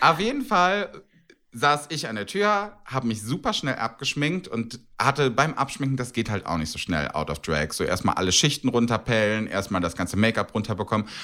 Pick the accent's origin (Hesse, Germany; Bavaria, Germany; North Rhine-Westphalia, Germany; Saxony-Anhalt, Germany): North Rhine-Westphalia, Germany; Cologne; ich bin Kölner und ich kenne den Kölner Karneval